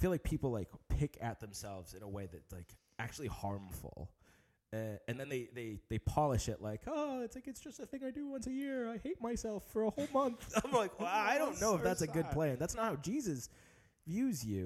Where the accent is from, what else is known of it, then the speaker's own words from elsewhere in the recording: United States; I'm an American